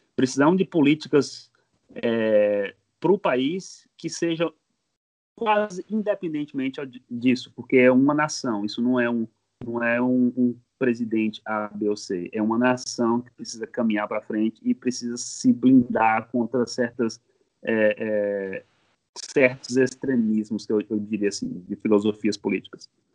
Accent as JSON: {"language": "Portuguese", "region": "Bahia", "country": "Brazil", "moved": "as an adult", "lives_now": "United States", "said": "Eu sou baiano, baiano da Gema, ah, do tá. sertão da Bahia"}